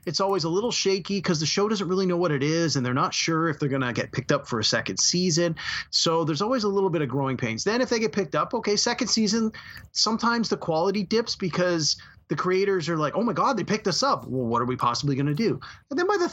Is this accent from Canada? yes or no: yes; Canada; as a Canadian